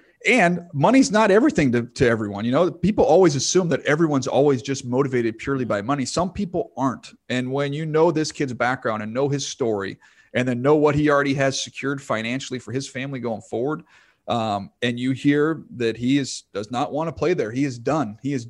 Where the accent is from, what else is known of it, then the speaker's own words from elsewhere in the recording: Indiana, United States; born there; I was born in Indiana. Like, you can't be born in Indiana and not be a hoops guy.